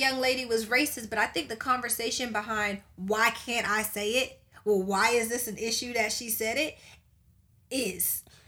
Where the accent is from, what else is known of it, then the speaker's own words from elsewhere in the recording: Charleston, South Carolina, United States; we're from Charleston, South Carolina. We are from the hub of slavery